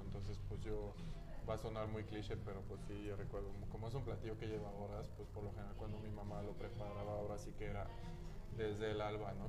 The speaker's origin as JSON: {"language": "Spanish", "area": "a town near Cognac", "region": "Nouvelle-Aquitaine", "country": "France", "also_born_or_lived": "La Rochelle", "second_language": "Spanish", "moved": "as an adult", "lives_now": "Mexico", "said": "yo vengo del suroeste, una ciudad, ahí es una ciudad mediana, pero aquí sería como un pueblito, yo creo, de 28 mil habitantes. Este, esta ciudad de donde vengo se llama San"}